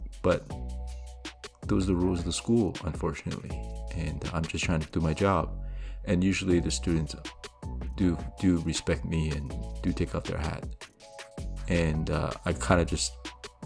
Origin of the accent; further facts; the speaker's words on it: Canada; I grew up here in Canada